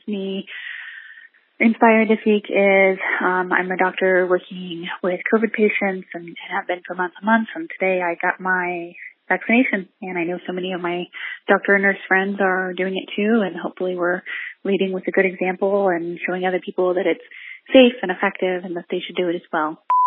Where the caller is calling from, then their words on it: San Antonio, Texas, United States; I'm calling from San Antonio, Texas